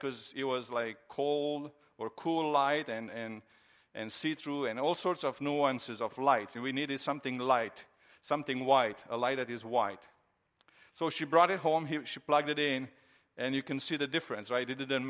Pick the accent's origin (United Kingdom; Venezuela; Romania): Romania; now in United States; One of the surprises that I had when I came from Romania years ago to the United States was Christmas time, and especially to see the Christmas decorations.